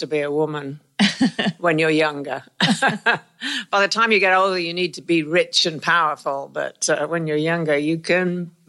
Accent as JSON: {"language": "English", "area": "Worcestershire", "region": "West Midlands", "country": "United Kingdom", "tie": "born or raised there", "said": "I come from Worcestershire in England, and we lived in the country. Very normal, ordinary family."}